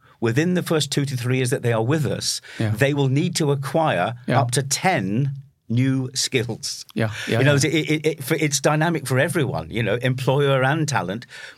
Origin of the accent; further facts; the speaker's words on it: United Kingdom; Just as a footnote on that, as … the Brit, as a British guy, and you know that I spend a lot of time there still, but I love my Norwegian time.